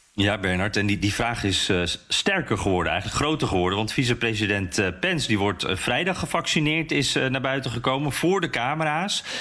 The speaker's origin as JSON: {"language": "Dutch", "country": "Netherlands", "moved": "yes", "lives_now": "United States", "said": "als Nederlander in Amerika"}